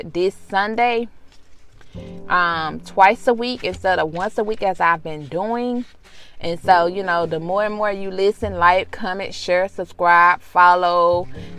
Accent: Mississippi, United States; being from Mississippi, we didn't have a lot of, you know, transits or something of that nature

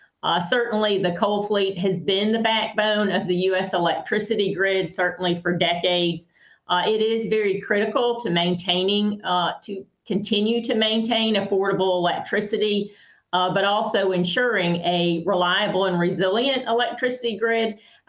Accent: Birmingham, Alabama, United States; I am from Birmingham, Alabama, so sorry about the accent.

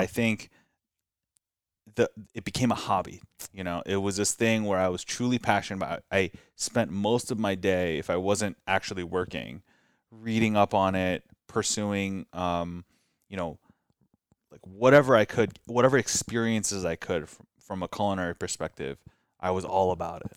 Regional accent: Glendale, California, United States; also born or lived in Orange County / Cerritos; growing up in Glendale

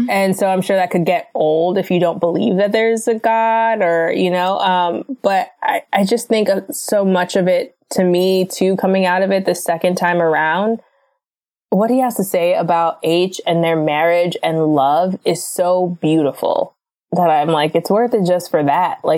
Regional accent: Florida, United States; now in Los Angeles, United States; we're from Florida.

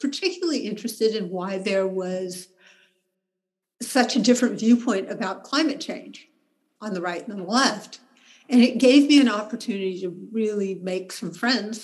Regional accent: Berkeley, California, United States; I live in Berkeley. I was born in Berkeley.

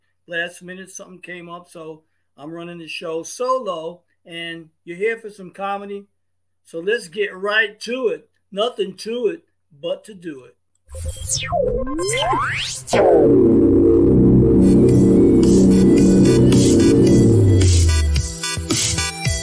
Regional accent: New York City, New York, United States; growing up in New York was an adventure

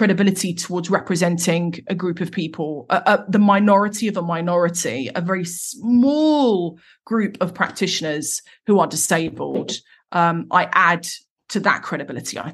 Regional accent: Croydon, London, United Kingdom; I'm from Croydon, South London. I'm from the Cronx

